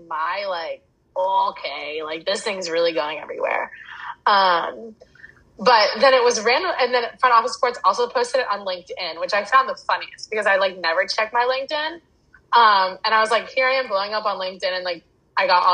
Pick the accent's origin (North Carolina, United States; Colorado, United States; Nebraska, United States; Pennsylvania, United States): North Carolina, United States; 45 minutes outside of Charlotte; moved away as an adult; now in Los Angeles, United States; I grew up 45 minutes outside of Charlotte, and I went to school in Charlotte